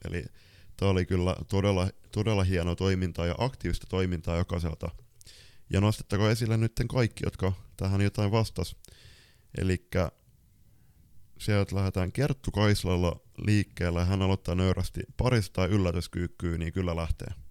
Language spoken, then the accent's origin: Finnish; Lapland, Finland; mä oon sieltä Lapissa kotoisin